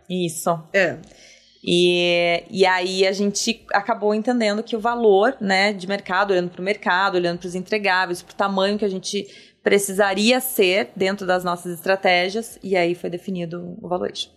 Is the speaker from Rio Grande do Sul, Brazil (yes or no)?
yes; Campo Bom, Rio Grande do Sul, Brazil; Eu venho do Rio Grande do Sul, de uma cidade chamada Campo Bom, que ela é capital do calçado. E lá, minha, meus pais, eles trabalharam sempre em empresas que eram calçadistas